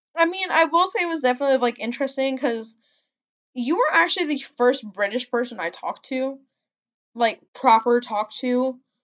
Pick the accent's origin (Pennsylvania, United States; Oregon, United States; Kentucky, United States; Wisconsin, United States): Wisconsin, United States; accent: Midwestern; also born or lived in Montana; I was born up in Montana, and then I was raised in in Wisconsin, which is like the Midwest